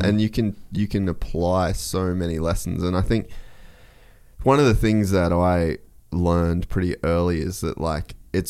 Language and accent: English; Australia; moved away; I'm Australian.